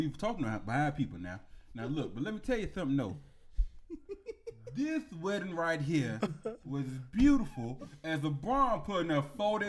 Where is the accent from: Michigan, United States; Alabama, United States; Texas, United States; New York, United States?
Alabama, United States; Now, I'm from Alabama. I went to Auburn.